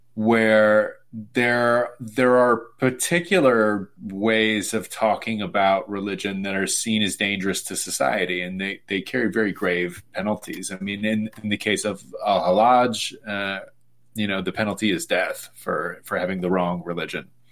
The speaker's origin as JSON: {"language": "English", "town": "Sacramento", "region": "California", "country": "United States", "said": "I'm from Sacramento, California"}